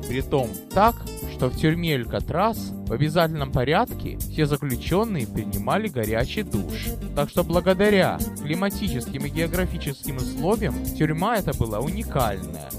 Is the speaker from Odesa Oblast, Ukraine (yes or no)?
yes; Odesa, Odesa Oblast, Ukraine; now in San Francisco, United States; мой родной город